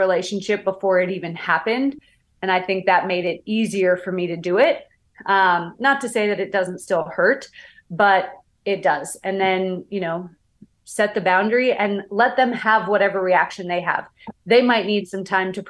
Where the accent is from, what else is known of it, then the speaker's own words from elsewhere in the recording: Canada; I'm from Canada